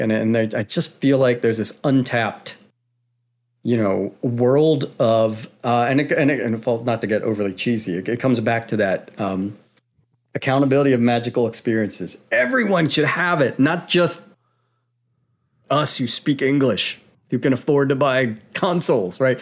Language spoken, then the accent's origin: English; Maryland, United States; now in Pacific Northwest, United States; I'm from Maryland